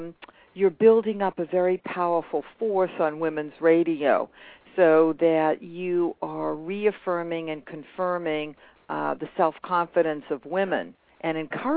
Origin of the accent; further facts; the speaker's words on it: Boston area, Massachusetts, United States; I grew up on the East Coast in the Boston area